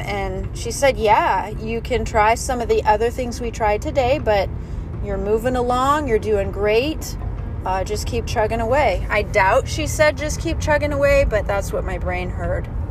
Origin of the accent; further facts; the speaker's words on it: Arizona, United States; I grew up in Arizona